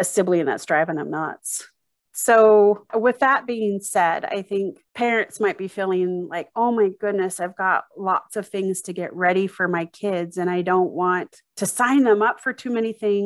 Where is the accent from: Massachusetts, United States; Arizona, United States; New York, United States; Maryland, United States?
Arizona, United States; now in Utah, United States; growing up in Arizona and pools was swimming lessons